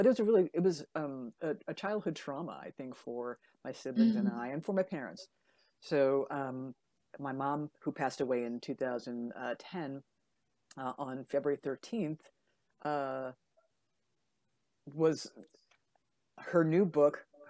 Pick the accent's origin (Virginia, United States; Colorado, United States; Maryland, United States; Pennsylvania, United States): Maryland, United States; Baltimore; moved away; also born or lived in Buffalo, New York; my childhood home in Baltimore, Maryland